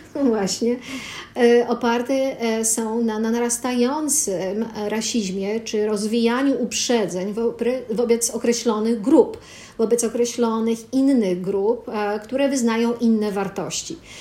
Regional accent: Poland; urodziłam się w Polsce

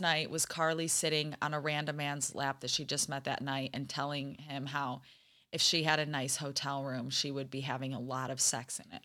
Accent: Holland, Michigan, United States; I'm from Holland, Michigan

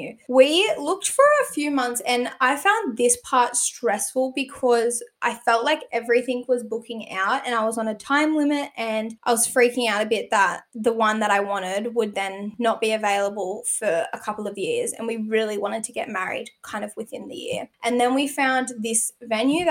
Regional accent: New South Wales, Australia; I'm from New South Wales

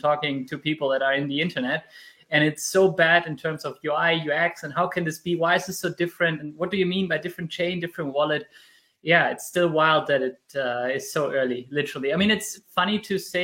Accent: Germany; I was born and raised in Germany, even if I'm Spanish in terms of family

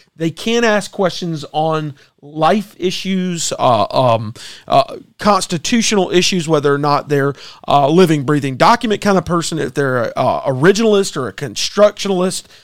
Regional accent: United States; as Americans, we are uniquely different

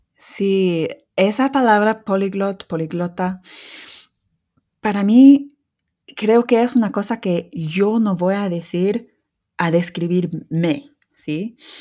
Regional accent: England, United Kingdom; first language English; Spanish is a second language; soy lince de Inglaterra

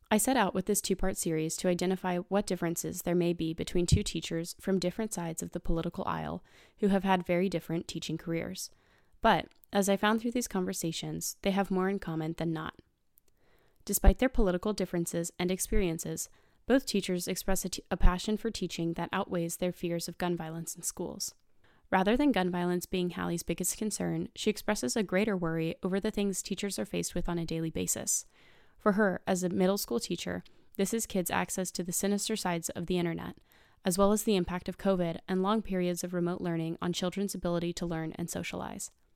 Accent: Nashville, Tennessee, United States; my hometown of Nashville, Tennessee

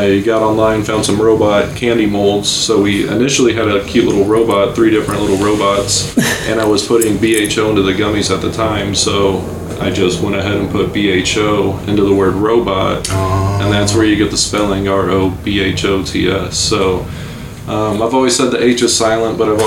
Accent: Missouri, United States; moved away as an adult; also born or lived in Kansas City; now in Colorado, United States; a lot of us are from Missouri

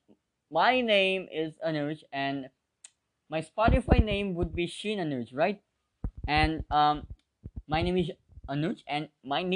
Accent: India; I'm 17, I'm from India, I live in India, I'm an Indian citizen.

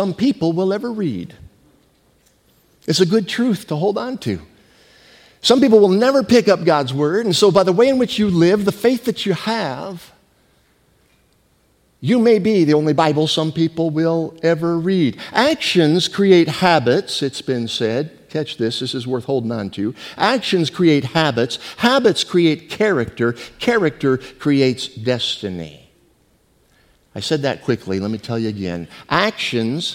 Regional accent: San Jose, California, United States; also born or lived in Mount Auburn, Illinois; I grew up right here in San Jose

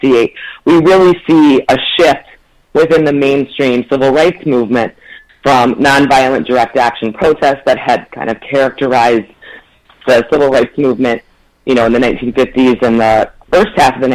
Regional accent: Ann Arbor, Michigan, United States; and I'm also a Michigander. I grew up in Ann Arbor, but most of my family lives in Saginaw, Michigan.

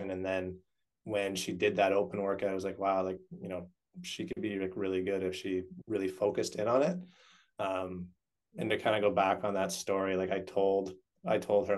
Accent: Canada; I grew up playing ice hockey, as most Canadian boys

